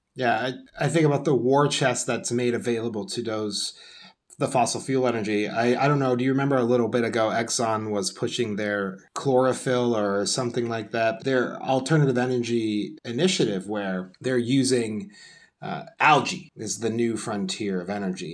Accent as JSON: {"language": "English", "country": "United States"}